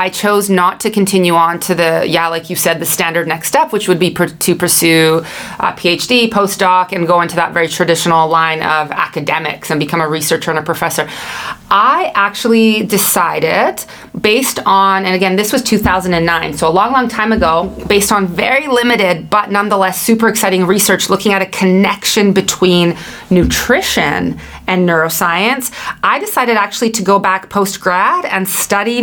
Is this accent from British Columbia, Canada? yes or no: yes; Vancouver, British Columbia, Canada; I hail from Vancouver, British Columbia, Canada